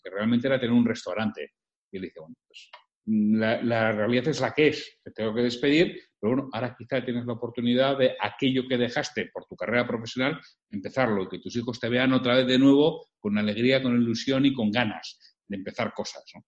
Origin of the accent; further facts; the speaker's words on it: Bilbao, Basque Country, Spain; yo soy de Bilbao, de toda la vida